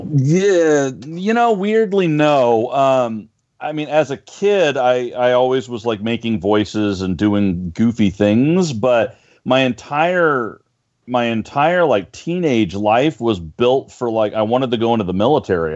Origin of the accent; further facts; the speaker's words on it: Northern California, United States; moved away as an adult; now in Los Angeles, United States; I grew up in Northern California, and I moved down to L.A. back in '97.